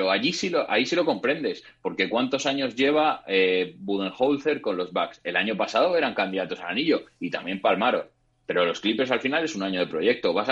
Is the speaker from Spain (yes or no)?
yes; Madrid, Community of Madrid, Spain; que somos de Madrid, que no se nos note tanto, que no damos tiempo a la gente, por favor.